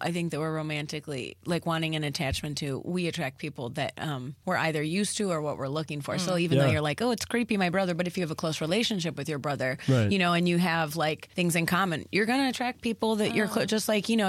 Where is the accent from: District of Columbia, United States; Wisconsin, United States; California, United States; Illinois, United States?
Illinois, United States; Flossmoor; moved away; Up in the suburbs. Okay, where about? But just south, like 30 minutes south, directly south. Okay. In Flossmoor.